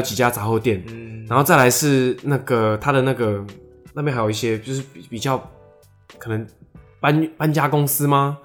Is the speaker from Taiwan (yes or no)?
yes; Taiwan; 或是我们台湾人可以怎么做？